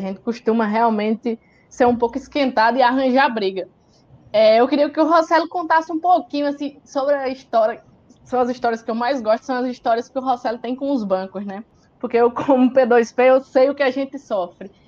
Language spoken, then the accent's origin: Portuguese; Ceará, Brazil; eu também sou do Ceará